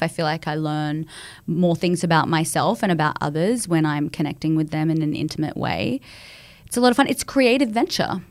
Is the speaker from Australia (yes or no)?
yes; Australia; moved away; I was coming across from Australia